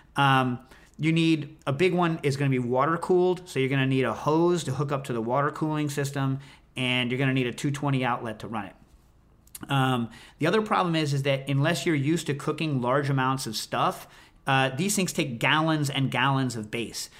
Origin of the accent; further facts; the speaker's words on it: United States; I'm an American.